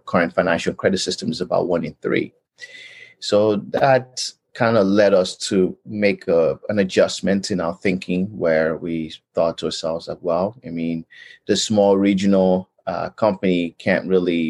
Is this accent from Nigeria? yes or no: yes; Nigeria; moved away as an adult; now in Edmonton, Canada; I was born and raised in Nigeria, and I came out to Canada in 2004